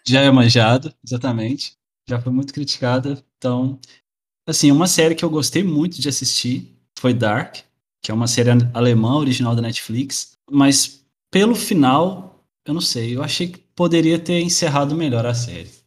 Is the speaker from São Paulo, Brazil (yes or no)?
no; interior of Minas Gerais, Brazil; now in Portugal; Sou do interior de Minas Gerais, mas moro atualmente em Portugal.